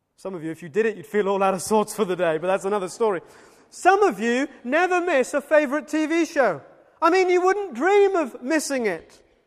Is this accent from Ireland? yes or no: no; Wales, United Kingdom; as a Welshman